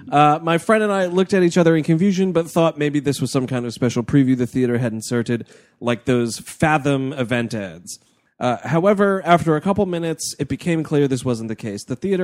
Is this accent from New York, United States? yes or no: yes; New York City, New York, United States; We're from New York City.